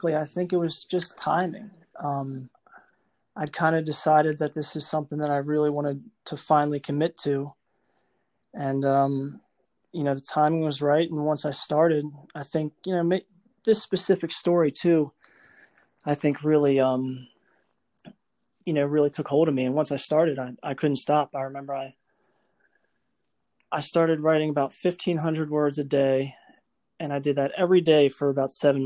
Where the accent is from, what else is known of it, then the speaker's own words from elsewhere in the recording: northwest of Baltimore, Maryland, United States; I'm from Maryland. Grew up about a half hour northwest of Baltimore